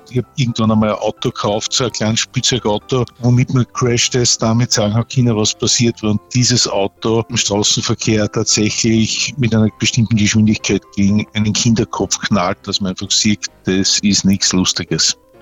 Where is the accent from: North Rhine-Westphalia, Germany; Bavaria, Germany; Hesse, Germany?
Bavaria, Germany; Regensburg; wir kommen aus Regensburg und ich bin sehr heimatverbunden